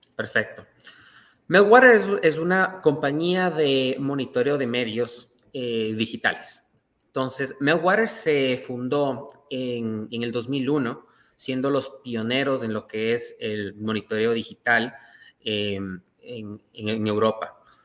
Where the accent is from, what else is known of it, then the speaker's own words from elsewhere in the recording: Ecuador; now in Toronto, Canada; Yo soy ecuatoriano